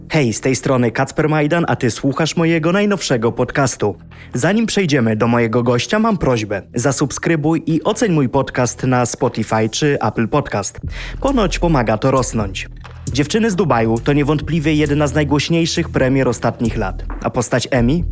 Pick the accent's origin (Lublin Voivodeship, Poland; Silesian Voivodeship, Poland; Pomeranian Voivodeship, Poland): Lublin Voivodeship, Poland; ja osobiście pochodzę z Lubelszczyzna